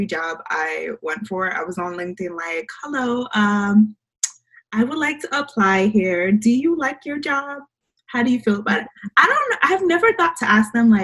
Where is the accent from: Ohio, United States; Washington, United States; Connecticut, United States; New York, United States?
New York, United States; I'm from New York